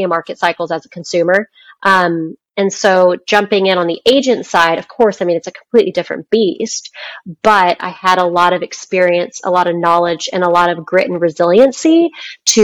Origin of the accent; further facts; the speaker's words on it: Dallas, Texas, United States; I'm from Dallas. My friends from high school still live there, my family